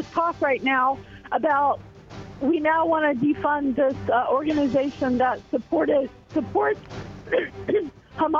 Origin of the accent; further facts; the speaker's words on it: the South, United States; being a Southerner myself